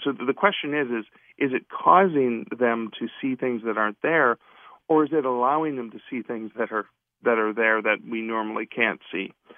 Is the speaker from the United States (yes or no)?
no; Canada; I'm from Canada myself